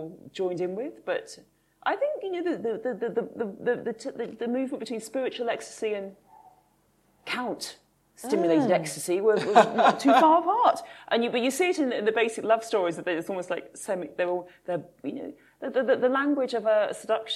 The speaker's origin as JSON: {"language": "English", "town": "Kinver", "region": "West Midlands", "country": "United Kingdom", "tie": "born or raised there", "said": "I grew up in the Midlands"}